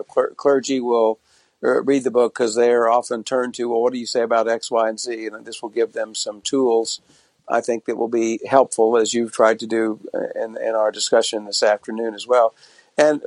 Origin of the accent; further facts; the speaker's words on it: Tulsa, Oklahoma, United States; I was born in Tulsa, Oklahoma in 1950 into a Protestant family